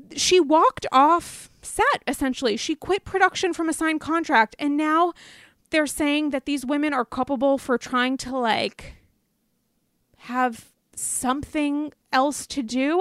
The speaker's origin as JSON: {"language": "English", "area": "the East / the North", "region": "Northeast", "country": "United States", "said": "I'm from the East. Um, I'm a Northerner."}